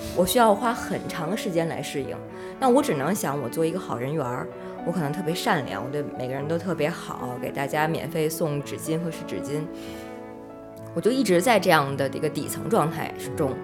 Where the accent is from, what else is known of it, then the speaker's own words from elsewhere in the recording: Beijing, China; 我从小就是在姥姥家长大的，也没上过幼儿园，没有那些所谓的外地小孩儿